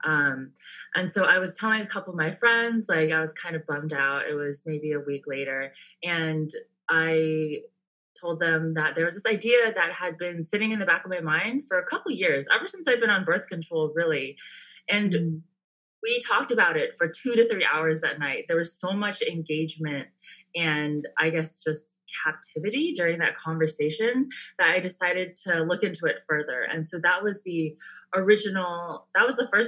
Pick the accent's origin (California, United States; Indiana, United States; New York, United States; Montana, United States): California, United States; Bay Area; also born or lived in San Diego, United States; now in Orange County, United States; I'm from the Bay Area